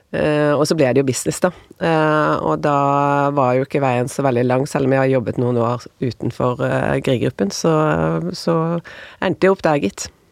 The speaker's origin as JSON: {"language": "Norwegian", "town": "Bergen", "region": "Vestland", "country": "Norway", "also_born_or_lived": "United States", "moved": "as an adult", "lives_now": "Oslo, Norway", "said": "jeg flyttet fra Bergen til Oslo"}